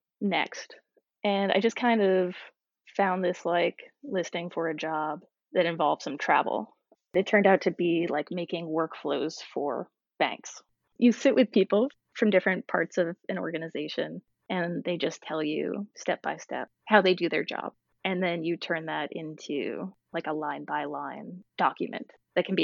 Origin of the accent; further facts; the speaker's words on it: Massachusetts, United States; now in Baltimore, United States; I grew up in Massachusetts